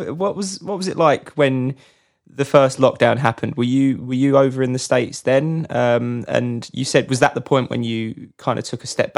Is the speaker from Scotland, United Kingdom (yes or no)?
no; London, United Kingdom; now in Canterbury, United Kingdom; I'm actually based in Kent, in southeast. So I'm originally from London, but yeah, based in Kent at the moment, Canterbury.